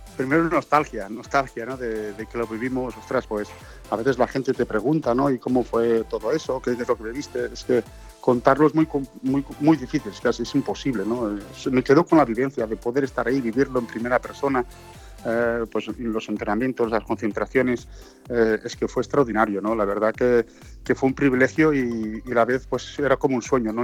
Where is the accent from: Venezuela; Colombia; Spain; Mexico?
Spain; Tàrrega, Catalonia; moved away as an adult; also born or lived in Madrid / Lisbon / India / Belgium; mi pueblo, en Tarrega